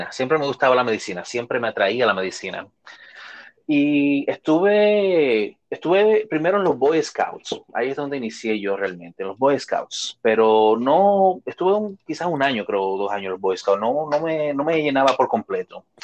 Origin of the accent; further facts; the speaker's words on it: Chile; born there; also born or lived in Dominican Republic; obviamente yo nací en Chile